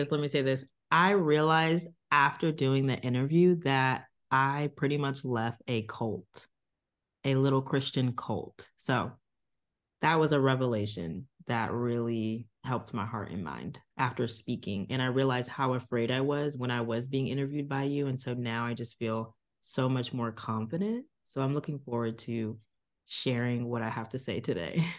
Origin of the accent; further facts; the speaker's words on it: Virginia Beach, Virginia, United States; also born or lived in Tulsa, Oklahoma; I was born in Tulsa, Oklahoma, but I grew up in Virginia Beach